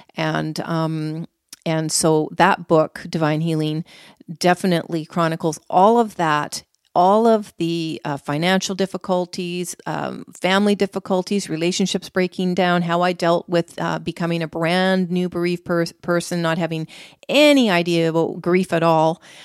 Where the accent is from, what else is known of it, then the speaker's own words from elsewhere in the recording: Canada; I'm from Canada